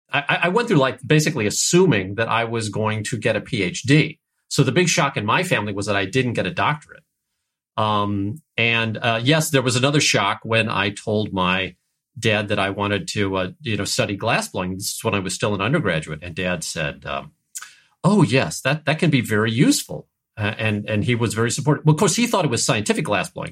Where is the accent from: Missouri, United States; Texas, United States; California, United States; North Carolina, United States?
Missouri, United States; St. Louis; I grew up in Saint Louis, Missouri